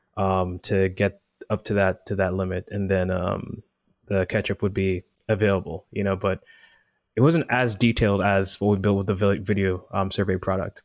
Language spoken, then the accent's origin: English; Jamaica; moved away as an adult; now in United States; I'm originally from Jamaica